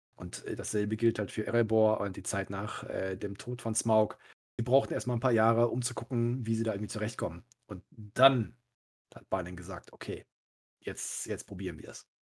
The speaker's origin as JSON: {"language": "German", "town": "Cologne", "region": "North Rhine-Westphalia", "country": "Germany", "tie": "born or raised there", "said": "mich als gebürtiger Köln"}